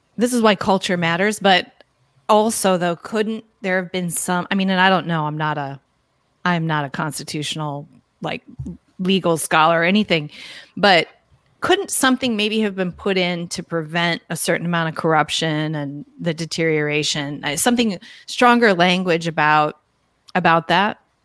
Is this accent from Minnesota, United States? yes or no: yes; Minnesota, United States; moved away; I'm originally from Minnesota